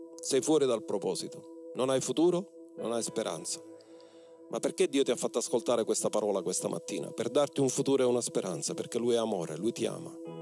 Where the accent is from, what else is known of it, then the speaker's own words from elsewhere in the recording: Mistretta, Sicily, Italy; moved away; Quando io ero al mio paese di origine mistretta